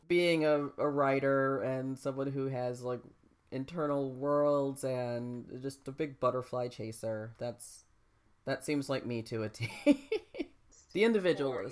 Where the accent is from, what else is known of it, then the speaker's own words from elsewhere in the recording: United States; as American people